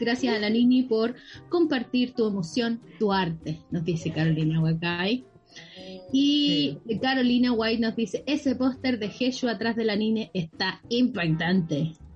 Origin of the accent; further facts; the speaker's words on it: Chile; moved away as an adult; now in Canada; en Chile, en mi país, que todavía no me siento que estoy acá, llevo cinco meses y mi cabeza está todavía en Chile.